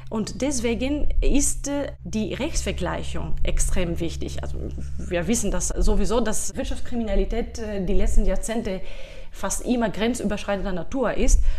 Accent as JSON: {"language": "German", "country": "Greece", "second_language": "German", "moved": "as an adult", "lives_now": "Liechtenstein", "said": "Also ursprünglich komme ich aus Griechenland. Dort habe ich Jura studiert"}